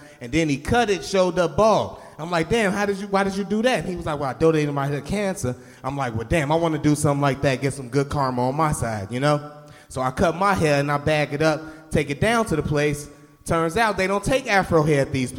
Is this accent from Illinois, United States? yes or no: yes; Chicago, Illinois, United States; moved away as an adult; now in Madison, United States; I'm from Chicago. I moved up here when I was 20.